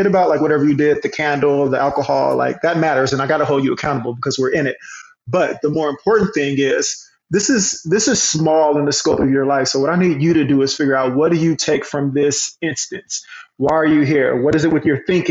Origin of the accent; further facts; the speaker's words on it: Hot Springs, Arkansas, United States; we grew up in the Black Projects, as they called them, in Hot Springs